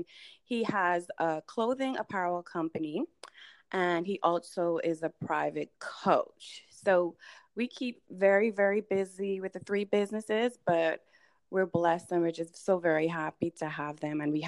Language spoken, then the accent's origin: English; Bahamas; now in United States; if you hear a little bit of an accent, that's because I hail from the Bahamas. That's my place of birth. I came to the U.S. in 2001